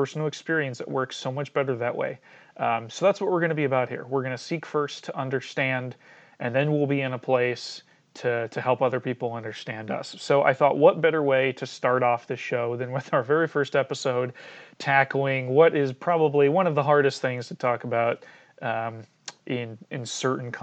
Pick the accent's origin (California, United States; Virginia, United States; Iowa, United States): Iowa, United States; Cedar Rapids; I grew up in Cedar Rapids, Iowa